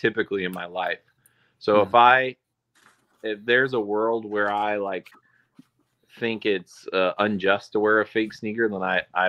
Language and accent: English; Texas, United States; So for me, the turning point to this Western vibe is I grew up in East Texas. So I grew up around cowboys and rodeoers and all these types.